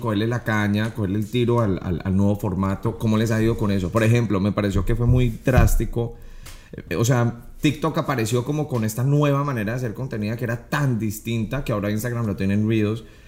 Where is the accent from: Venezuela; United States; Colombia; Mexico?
Colombia; inspirado muchísimo en Colombia porque es de donde yo soy